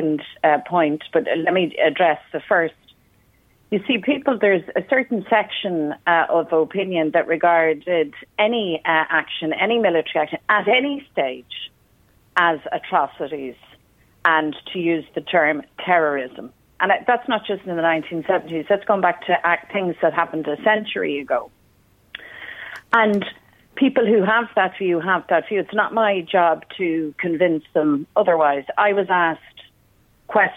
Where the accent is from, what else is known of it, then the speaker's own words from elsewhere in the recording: Dublin, Leinster, Ireland; I was the child growing up in Dublin